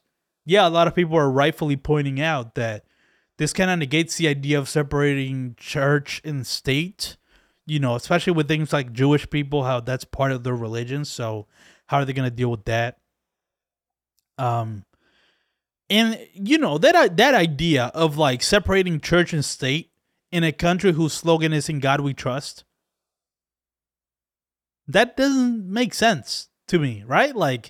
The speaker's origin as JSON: {"language": "English", "country": "Dominican Republic", "lives_now": "United States", "said": "I came from another country. I came from the Dominican Republic, where shit is awful there."}